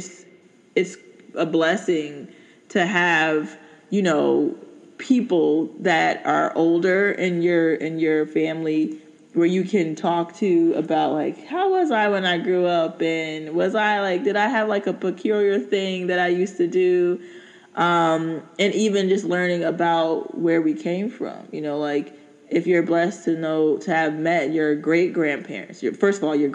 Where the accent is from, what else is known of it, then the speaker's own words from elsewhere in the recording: Newark, New Jersey, United States; also born or lived in Cross, South Carolina / South Orange, New Jersey; I grew up in Newark, New Jersey, in South Orange, you know, that area.